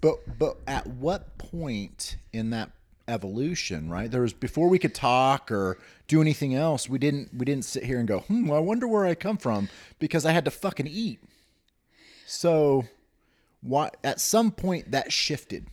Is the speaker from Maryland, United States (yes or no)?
no; Newton, Kansas, United States; I grew up in Newton, Kansas, which is outside of Wichita